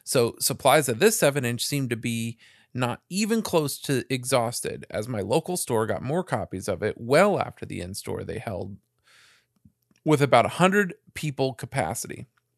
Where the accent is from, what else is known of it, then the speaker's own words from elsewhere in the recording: South Bay, California, United States; Daily Breeze down here in the South Bay. Is that it? Yeah, man. That's my hometown paper.